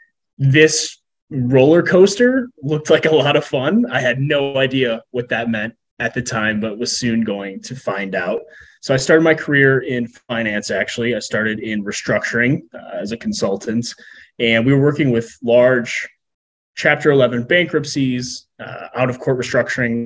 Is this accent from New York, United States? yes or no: no; Chicago, Illinois, United States; also born or lived in Southern California; born and raised in the Chicagoland area with a 7-year detour in Southern California